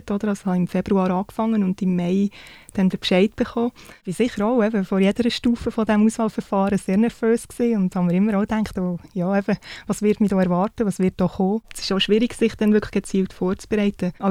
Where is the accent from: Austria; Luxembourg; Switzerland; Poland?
Switzerland; Solothurn; now in Canton of Bern, Switzerland; ich bin 33. Ich bin im Kanton Solothurn aufgewachsen, wohne jetzt aber im Kanton Bern.